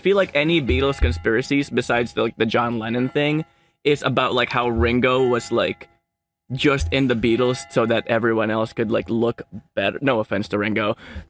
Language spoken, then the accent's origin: English; Philippines; moved away; I grew up in the Philippines